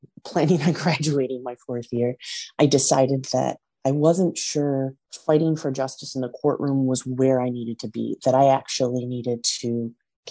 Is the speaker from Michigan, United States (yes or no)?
yes; West Michigan, United States; I was born and raised in West Michigan